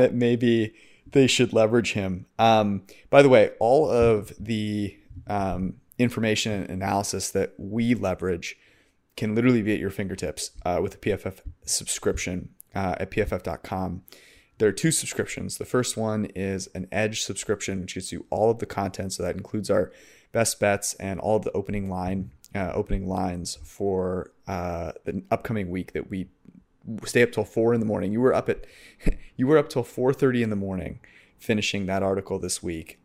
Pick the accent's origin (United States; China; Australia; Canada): United States; San Francisco Bay Area, California; I'm from San Francisco Bay Area